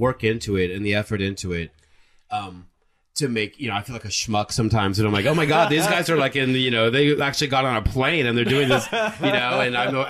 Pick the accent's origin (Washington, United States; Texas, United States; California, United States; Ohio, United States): California, United States; Fresno; I'm from the Central Valley. I'm from Fresno.